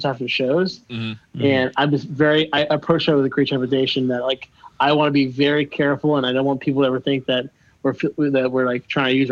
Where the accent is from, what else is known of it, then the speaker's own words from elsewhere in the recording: Miami, Florida, United States; I grew up in Miami, so like we're very like we talk with our hands